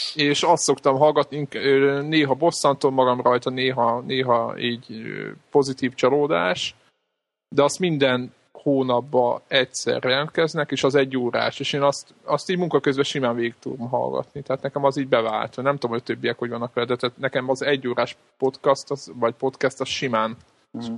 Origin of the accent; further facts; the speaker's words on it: Hungary; magyarok vagyunk